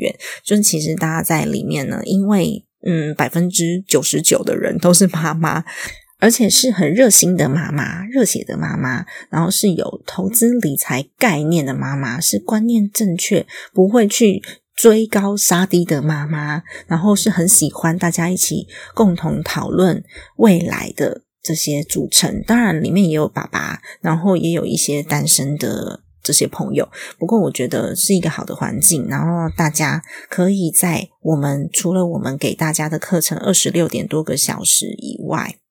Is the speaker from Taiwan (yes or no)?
yes; Taiwan; 所以如果境外保单我身为台湾人买都不合法的话，我那时候就是犯罪了，对吧？